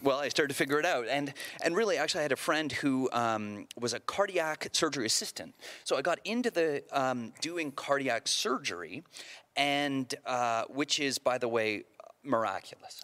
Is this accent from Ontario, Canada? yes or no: yes; outside Toronto, Ontario, Canada; I grew up outside Toronto